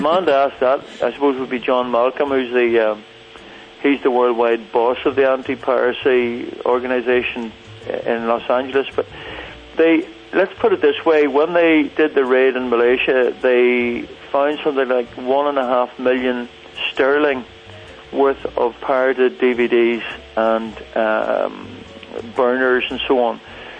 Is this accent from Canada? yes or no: no; Northern Ireland, United Kingdom; I'm Irish, right, and I haven't traveled a whole lot. I'm sort of buried in the mountains of Mourne here